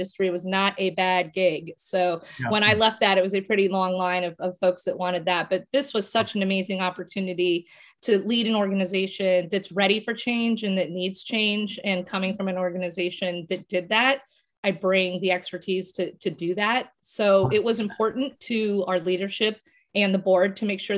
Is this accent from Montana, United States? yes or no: yes; Montana, United States; moved away; I grew up in Montana.